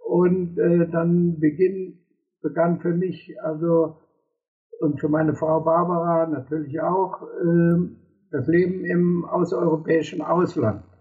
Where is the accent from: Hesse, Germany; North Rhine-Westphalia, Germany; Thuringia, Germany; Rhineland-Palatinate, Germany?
North Rhine-Westphalia, Germany; Cologne; moved away as an adult; Ich bin dann im Großraum